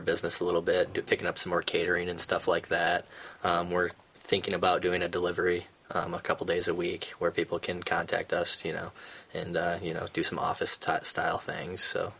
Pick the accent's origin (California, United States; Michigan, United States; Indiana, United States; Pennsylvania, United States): Michigan, United States; Lansing; I'm from Lansing. This is a community I grew up in, and it's a community I want to be in.